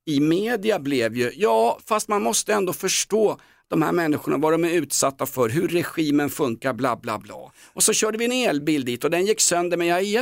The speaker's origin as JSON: {"language": "Swedish", "country": "Sweden", "said": "Nej men jag är svensk."}